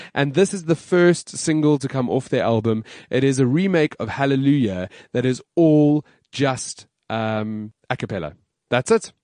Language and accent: English; South Africa; we're South African